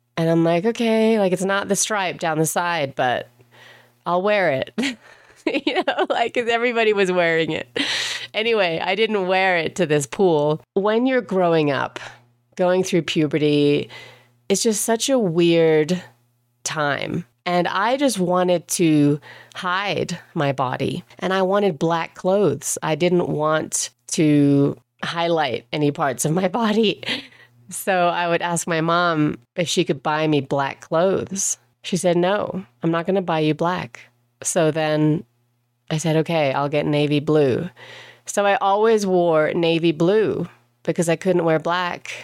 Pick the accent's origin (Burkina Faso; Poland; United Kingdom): United Kingdom; England; moved away; I grew up in England. I didn't grow up in Germany